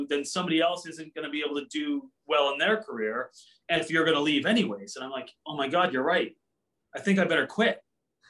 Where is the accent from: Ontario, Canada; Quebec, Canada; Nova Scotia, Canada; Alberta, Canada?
Ontario, Canada; Cambridge; I grew up in the Cambridge Kitchener area